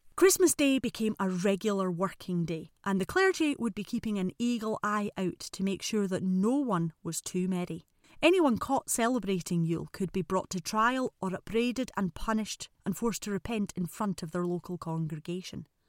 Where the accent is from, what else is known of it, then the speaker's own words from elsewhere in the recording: Edinburgh, Scotland, United Kingdom; I say hogmanay because I'm from Edinburgh, and that's how we say it.